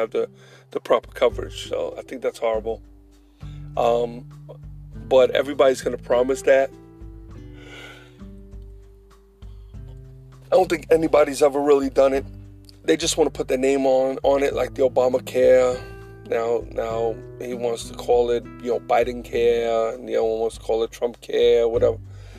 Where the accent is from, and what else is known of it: United States